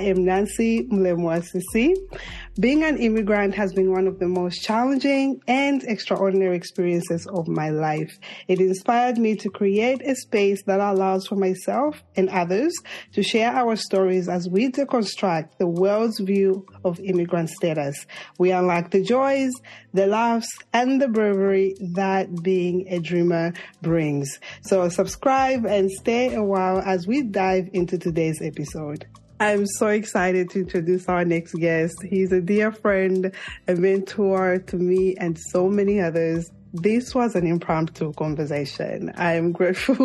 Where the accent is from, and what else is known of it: Zambia; moved away